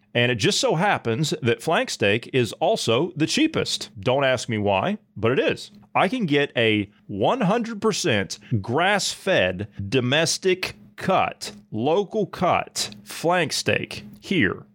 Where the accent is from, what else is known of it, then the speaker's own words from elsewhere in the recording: Ohio, United States; moved away; natively I come from Ohio, and Amish country is not too far from where I grew up